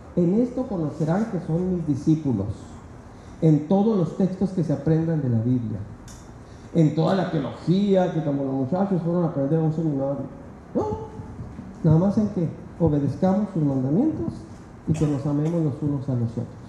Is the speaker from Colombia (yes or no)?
no; Mexico; Siendo mexicanos